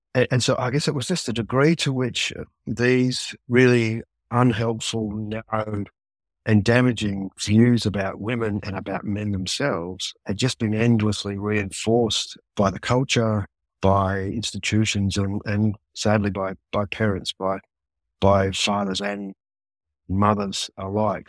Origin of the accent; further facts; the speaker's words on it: Australia; into your sixties as an Australian man